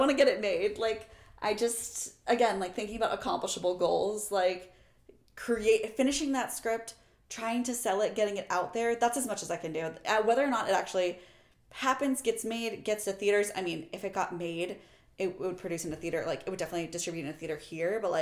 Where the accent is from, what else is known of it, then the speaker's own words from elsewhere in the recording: Kansas City, Missouri, United States; moved away as an adult; also born or lived in New York / Los Angeles; I'm also from Kansas City.